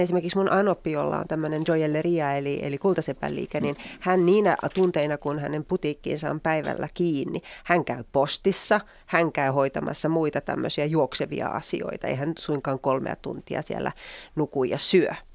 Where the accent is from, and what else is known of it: Finland; also born or lived in Tartu, Estonia